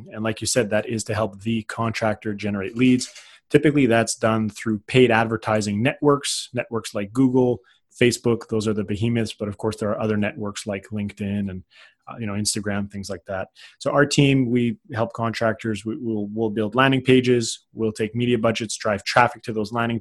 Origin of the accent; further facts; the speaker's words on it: Canada; I'm a Canadian